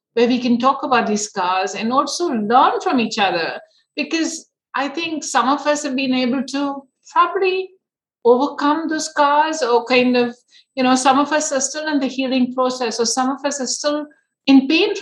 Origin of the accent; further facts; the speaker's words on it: India; growing up in India